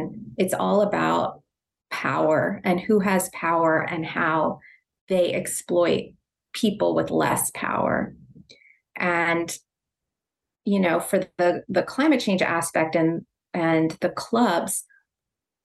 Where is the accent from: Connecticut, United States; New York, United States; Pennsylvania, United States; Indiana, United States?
Pennsylvania, United States; Philadelphia; I was born in Philadelphia. I grew up in Philadelphia. I live outside the city now